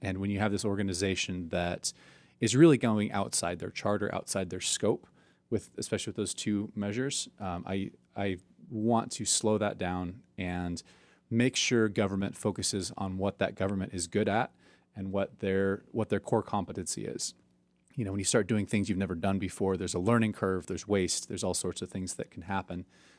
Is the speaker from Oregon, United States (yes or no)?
yes; Bend, Oregon, United States; also born or lived in Portland; Yeah, so I'm a native Oregonian. I was born in Portland, here not too far from where we are currently sitting, actually, and grew up in Bend.